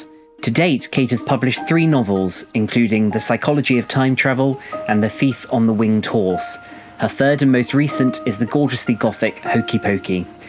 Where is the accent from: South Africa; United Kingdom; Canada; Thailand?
United Kingdom; West Midlands; And even though I'm not from Birmingham myself, I grew up pretty close by.